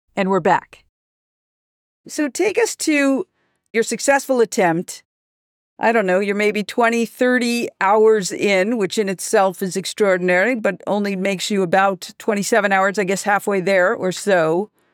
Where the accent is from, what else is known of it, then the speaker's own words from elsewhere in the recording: New York, United States; I'm a New Yorker.